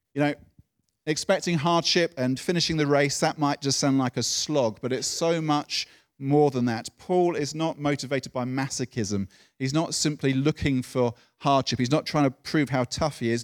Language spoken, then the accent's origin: English; United Kingdom; being British